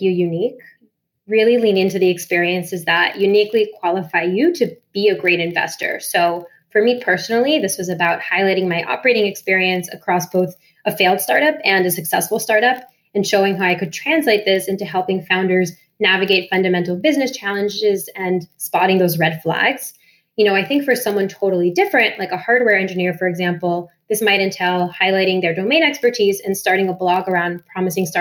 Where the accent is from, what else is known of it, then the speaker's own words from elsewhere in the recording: Miami, Florida, United States; moved away; I'm from Miami originally